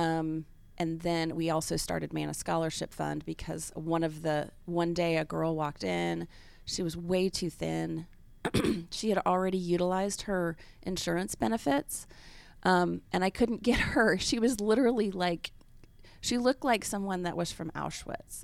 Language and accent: English; Kansas City, Missouri, United States; moved away as an adult; also born or lived in Memphis, Tennessee / Washington; now in Atlanta, United States; my origin is really Memphis, Mid-South, and then I grew up in Kansas City from second through twelfth grade.